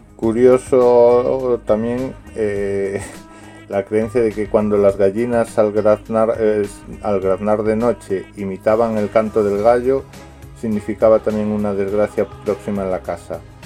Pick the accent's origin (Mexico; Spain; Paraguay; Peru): Spain; Galicia; mi tierra, eh, Galicia.